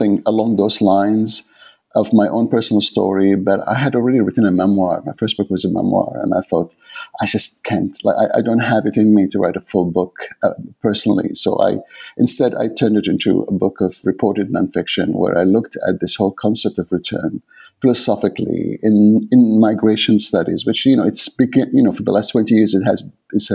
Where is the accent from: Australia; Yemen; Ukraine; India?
Yemen; Aden; first language Arabic; English is a second language; moved away as an adult; also born or lived in England; now in Canada; Yemen, where I was born in Aden